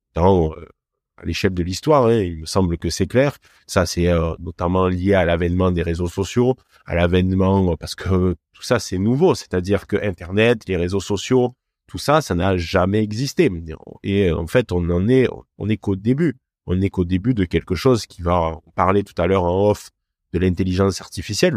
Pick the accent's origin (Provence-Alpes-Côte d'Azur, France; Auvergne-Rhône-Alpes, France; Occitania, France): Occitania, France; Cévennes, north of Montpellier; accent: Cévennes accent; moved away; also born or lived in Lyon; d'où vient mon accent si particulier, ça vient des, des Cévennes donc au nord de Montpellier